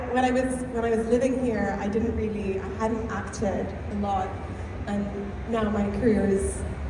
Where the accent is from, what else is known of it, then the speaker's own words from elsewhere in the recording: Bahrain; moved away; also born or lived in Abu Dhabi / Dubai; I was born and raised in Bahrain, and then I spent 1 year in Abu Dhabi and 4 years in Dubai.